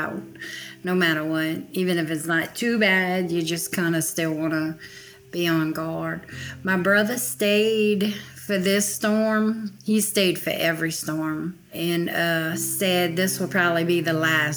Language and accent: English; Houma, Louisiana, United States; I grew up in downtown Houma, Louisiana, about 60 miles south of New Orleans.